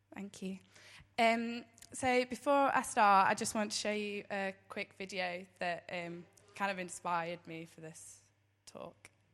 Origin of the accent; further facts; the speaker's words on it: Derby, East Midlands, United Kingdom; born in Derby